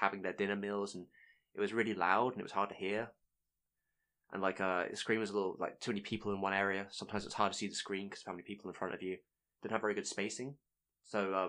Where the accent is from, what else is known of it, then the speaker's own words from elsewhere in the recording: England, United Kingdom; Being English